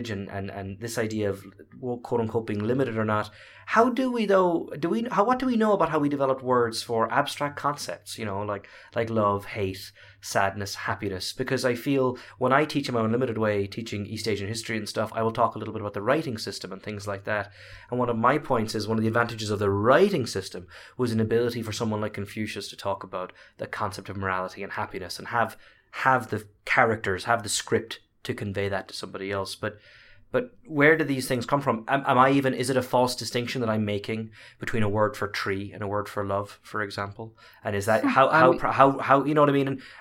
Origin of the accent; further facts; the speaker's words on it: Ireland; now in United States; being Irish teaching in America